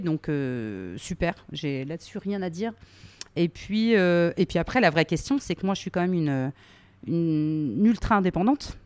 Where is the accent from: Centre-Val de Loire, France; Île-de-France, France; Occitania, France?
Centre-Val de Loire, France; Berry; je suis du Berry, mais dans le Berry, tous les gens ne sont pas euh, de la terre